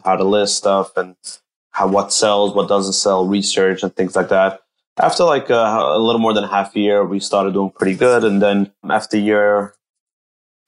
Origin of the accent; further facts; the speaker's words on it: Monsey, New York, United States; also born or lived in Israel; I grew up in Muncie, New York. That's a small town in Rockland County.